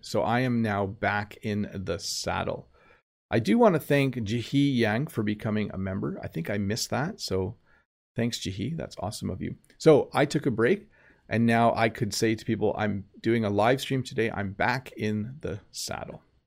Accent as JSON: {"language": "English", "country": "Canada", "accent": "Canadian", "said": "my normal Canadian accent"}